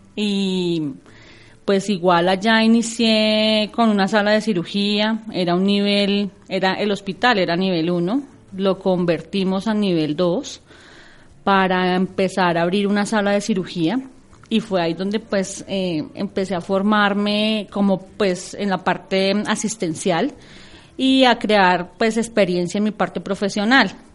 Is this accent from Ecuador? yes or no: no; Cajicá, Cundinamarca, Colombia; also born or lived in Tabio, Cundinamarca; yo, eh, soy nacida en Tabio, Cundinamarca, pero toda mi vida he vivido en Cajica.